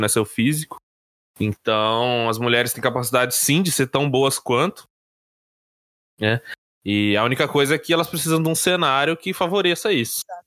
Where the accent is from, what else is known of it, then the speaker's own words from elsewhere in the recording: Brazil; como brasileiros